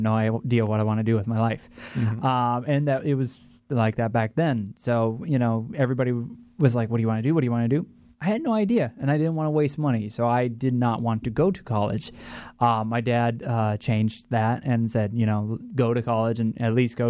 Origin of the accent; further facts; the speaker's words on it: Ohio, United States; moved away as an adult; now in Florida, United States; I loved growing up in Ohio, but once you get to a certain age, it's like, it's time to go. And, you know, 2008, I was almost 21, and I moved down to Florida